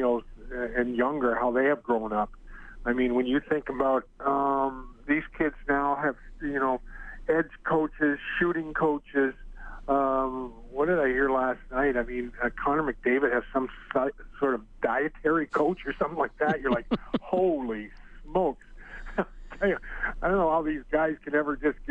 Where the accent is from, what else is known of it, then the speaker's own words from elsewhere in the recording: Kitchener, Ontario, Canada; moved away; I still have my mother and two sisters and a brother still live in Kitchener, so I get back there in the summer